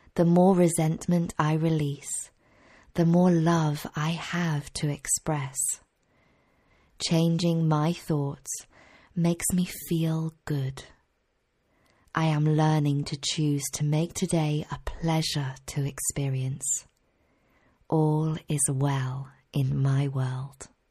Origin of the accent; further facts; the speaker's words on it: Cheltenham, South West England, United Kingdom; my hometown in Cheltenham in Gloucestershire